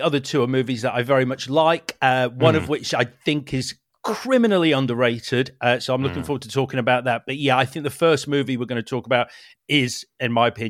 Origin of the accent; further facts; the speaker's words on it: Leeds, Yorkshire and the Humber, United Kingdom; moved away; I am originally from Leeds.